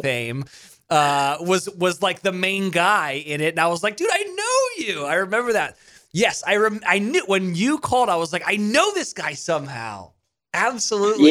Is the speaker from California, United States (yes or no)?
yes; Monterey, California, United States; moved away as an adult; also born or lived in Mississippi; I grew up in Monterey, California, and then I went to school in Mississippi